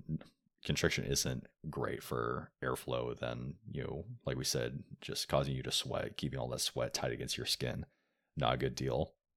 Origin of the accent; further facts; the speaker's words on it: Oregon, United States; moved away as an adult; also born or lived in Texas; I grew up in Oregon